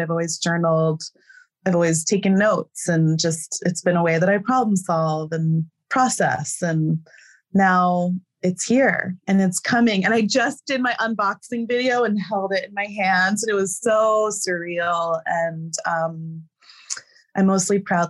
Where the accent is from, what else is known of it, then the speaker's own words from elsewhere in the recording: New Jersey, United States; moved away as an adult; now in Nepal; I'm from New Jersey